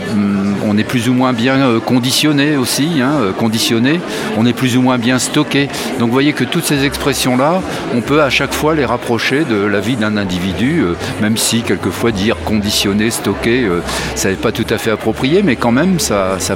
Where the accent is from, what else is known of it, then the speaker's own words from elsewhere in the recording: Grand Est, France; Je viens de Champagne, oui